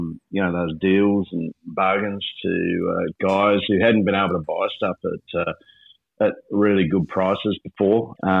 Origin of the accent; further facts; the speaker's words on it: Victoria, Australia; we come from Vic, right